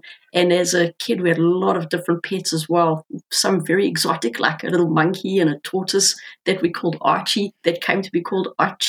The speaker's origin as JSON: {"language": "English", "country": "South Africa", "tie": "born or raised there", "moved": "as an adult", "lives_now": "Auckland, New Zealand", "said": "I grew up in South Africa. A magnificent land, just so incredible, with an abundance of wildlife, incredible landscapes."}